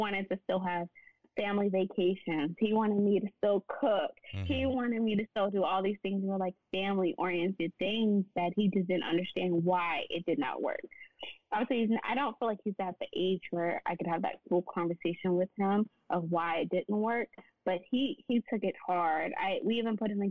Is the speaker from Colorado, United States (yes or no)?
no; Nashville, Tennessee, United States; moved away as an adult; now in Dallas, United States; I'm from Nashville, so I moved to Dallas